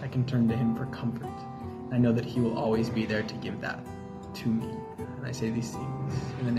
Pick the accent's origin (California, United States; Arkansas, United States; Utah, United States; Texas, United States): Utah, United States; Fruit Heights; moved away as an adult; now in Madagascar; I am from Fruit Heights, Utah, and I'm currently serving as a missionary for the Church of Jesus Christ of Latter-day Saints. I'm serving in the Madagascar and Antananarivo mission